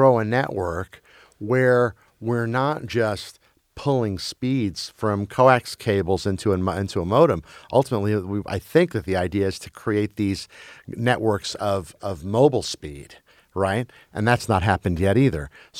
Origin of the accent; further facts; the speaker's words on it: Brussels, Brussels-Capital Region, Belgium; I grew up in Brussels, Belgium, as a kid. And we watched American TV either with subtitles in Flemish or dubbed in French.